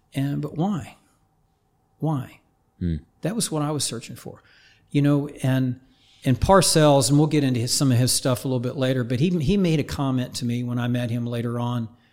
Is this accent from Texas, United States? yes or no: no; Oklahoma, United States; I grew up in Oklahoma, right? Just north of Tulsa, very small town